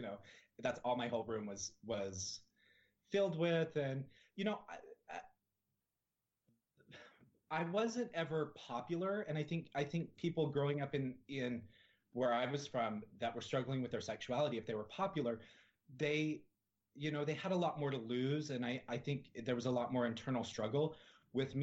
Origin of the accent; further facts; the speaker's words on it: Salt Lake City, Utah, United States; moved away; I grew up in Salt Lake City, Utah